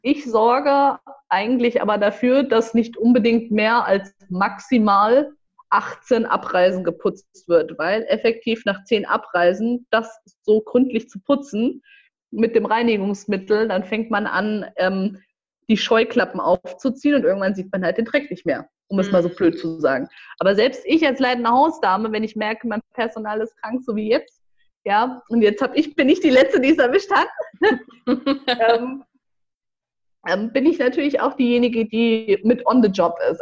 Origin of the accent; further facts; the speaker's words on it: Marburg, Hesse, Germany; also born or lived in Frankfurt / Gießen; komme gebürtig aus Marburg